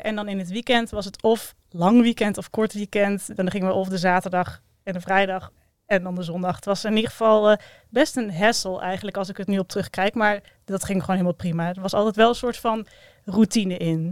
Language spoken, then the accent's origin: Dutch; Breda, North Brabant, Netherlands; also born or lived in Maastricht; ik ben opgegroeid in Breda, geboren in Maastricht, maar daar wel geteld eh, drie maanden gewoond